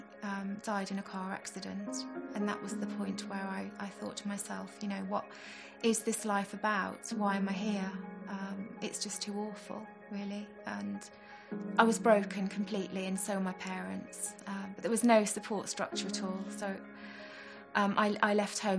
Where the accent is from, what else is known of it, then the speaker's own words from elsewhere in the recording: Staffordshire, West Midlands, United Kingdom; I grew up in Staffordshire.